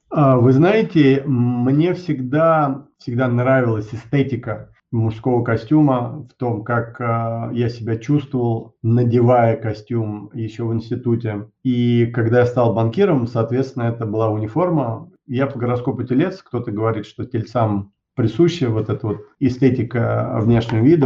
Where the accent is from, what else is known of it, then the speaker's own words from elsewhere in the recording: Moscow, Russia; also born or lived in United States; я родился в Москве